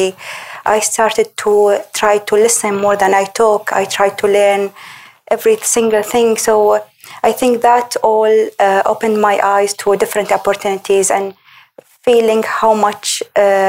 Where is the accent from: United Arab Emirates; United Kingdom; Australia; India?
United Arab Emirates; Umm al-Quwain; also born or lived in Dubai / New Zealand; I come from Umm al-Qiwain. It's a very small, it's, I think, the smallest emirate in UAE